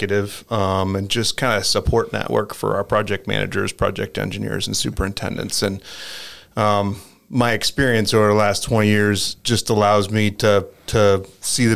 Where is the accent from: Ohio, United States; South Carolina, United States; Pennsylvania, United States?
Ohio, United States; Stark County; also born or lived in Bowling Green, Ohio; I was born and raised in Stark County as well